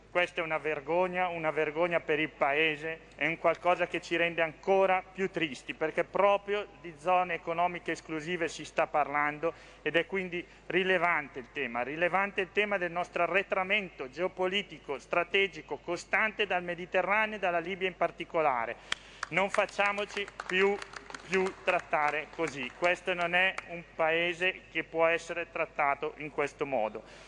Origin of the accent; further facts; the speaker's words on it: Lombardy, Italy; Io sono lombardo